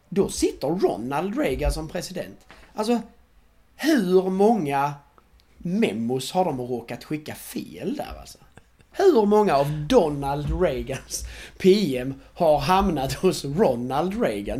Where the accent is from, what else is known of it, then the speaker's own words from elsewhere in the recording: Sweden; vi är svenskar trots allt